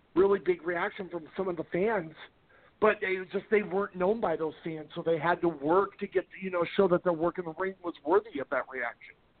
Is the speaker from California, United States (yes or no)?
yes; Garden Grove, California, United States; I grew up in Garden Grove, Anaheim, uh, Southern California